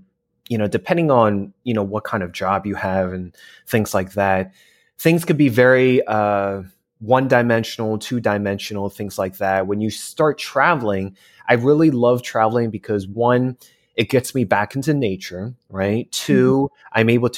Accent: East Coast, United States; I'm a transplant in California. I'm originally from the East Coast.

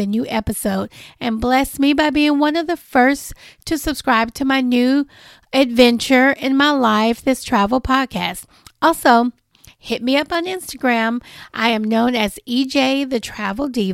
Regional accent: Nashville, Tennessee, United States; I was born and raised in Nashville, Tennessee

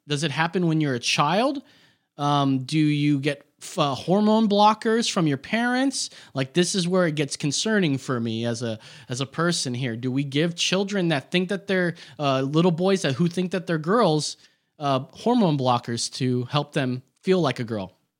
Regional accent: Orange County, California, United States; I'm from Orange County, California

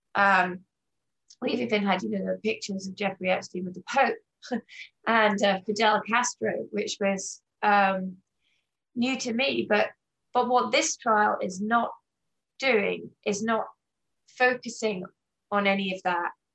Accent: England, United Kingdom; moved away as an adult; now in United States; I grew up in England um, and moved to America in 1997 in my mid 20s with my then husband

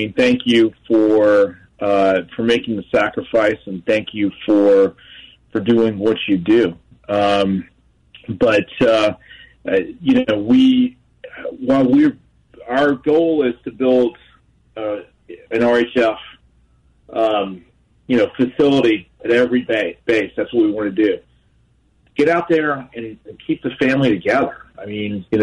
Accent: United States; I grew up near Louisiana

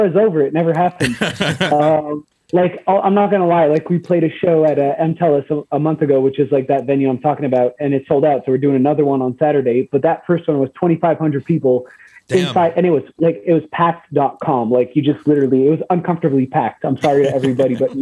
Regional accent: Montreal, Quebec, Canada; we are from Verdun

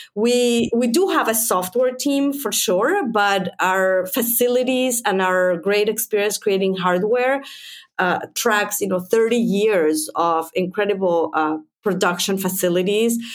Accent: Mexico; also born or lived in United States; now in Finland; I'm originally from Mexico

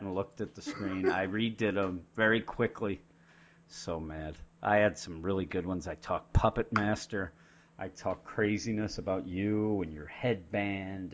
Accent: Pennsylvania, United States; We're from Pennsylvania

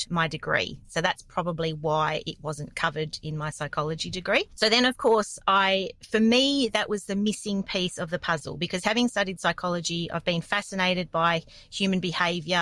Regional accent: Perth, Western Australia, Australia; I grew up in a relatively small town in Perth, Western Australia. It's like a suburb of Perth.

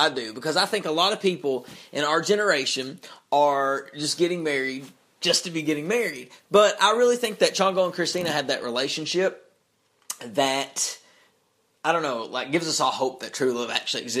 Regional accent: Eastern Kentucky, United States; I'm from Eastern Kentucky.

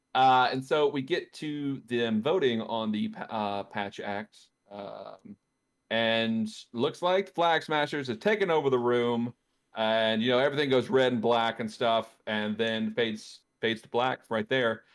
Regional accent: Louisiana, United States; my home state, Louisiana

